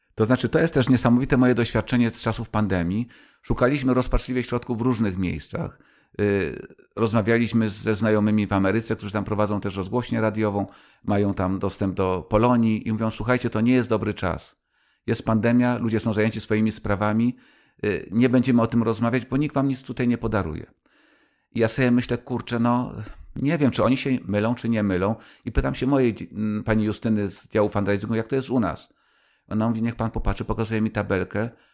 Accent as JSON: {"language": "Polish", "town": "Kraków", "region": "Lesser Poland", "country": "Poland", "also_born_or_lived": "Warsaw", "moved": "yes", "said": "Jeszcze byłem wtedy warszawiakiem, czy tam krakusem mieszkającym w Warszawie"}